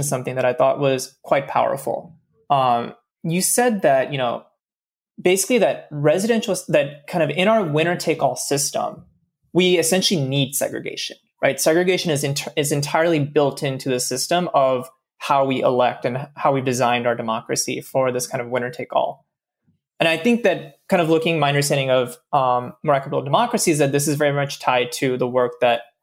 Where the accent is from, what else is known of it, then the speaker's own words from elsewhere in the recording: Southeast, United States; I grew up in the Southeast